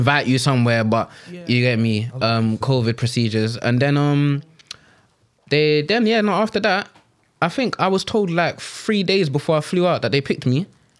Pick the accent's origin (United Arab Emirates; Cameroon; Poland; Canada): Cameroon; No, I'm from Cameroon. No, I'm Anglophone. I can't speak a lick of French. I can speak pidgin, though.